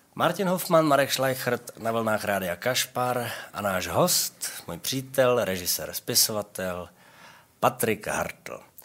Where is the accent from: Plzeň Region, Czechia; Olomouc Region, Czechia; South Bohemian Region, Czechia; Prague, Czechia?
Prague, Czechia; já mám vztah k Bohnicím